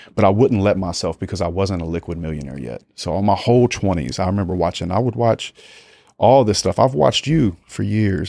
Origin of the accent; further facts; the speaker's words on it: United States; being American.